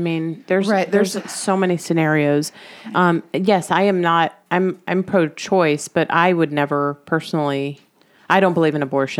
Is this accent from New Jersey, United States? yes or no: no; Miami, Florida, United States; I grew up in Miami, so people talk like we're over-sexualized and talk about this stuff early.